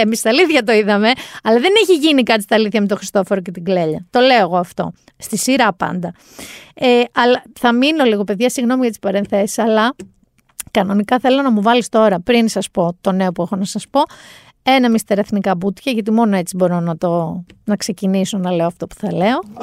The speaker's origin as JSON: {"language": "Greek", "area": "Mani", "region": "Peloponnese", "country": "Greece", "said": "στο χωριό μου εκεί στη Μάνη"}